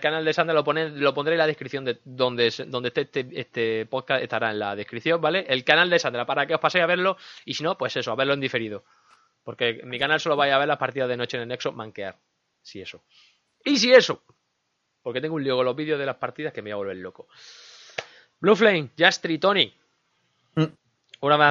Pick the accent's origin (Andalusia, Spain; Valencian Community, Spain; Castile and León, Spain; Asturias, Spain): Andalusia, Spain; Linares; accent: Andalusian; Soy de Linares.